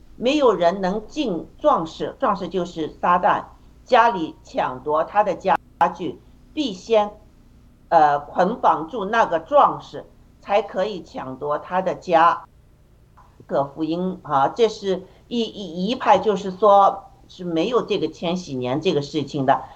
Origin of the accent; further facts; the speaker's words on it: China; 我们中国人